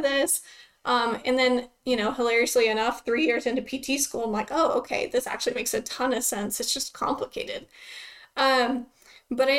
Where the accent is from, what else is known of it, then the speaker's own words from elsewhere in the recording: Lubbock, Texas, United States; I'm from Lubbock, Texas, born and raised here